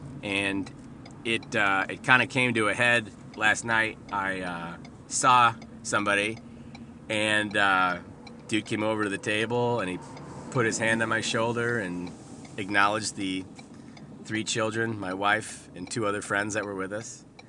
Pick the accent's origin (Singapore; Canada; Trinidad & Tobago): Canada; which means out and about, but I'm from Canada on the podcast.